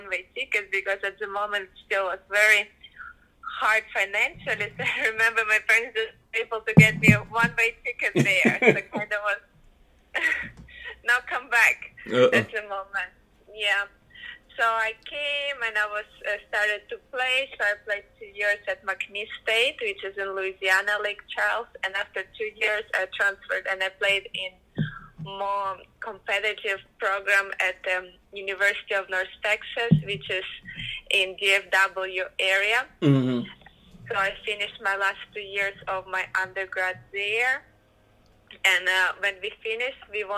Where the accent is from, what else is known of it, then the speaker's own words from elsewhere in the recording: Ukraine; moved away; I'm originally coming from Ukraine